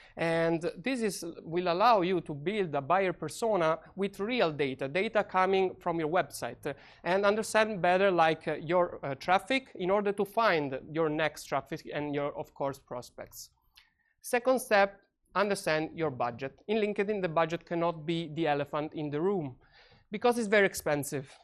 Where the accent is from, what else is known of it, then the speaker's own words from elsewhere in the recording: Italy; moved away; I come from Italy